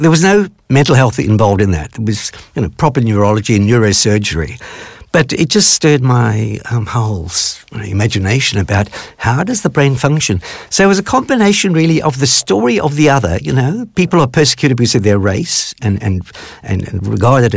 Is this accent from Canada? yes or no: no; South Africa; growing up in South Africa, which at that time was apartheid run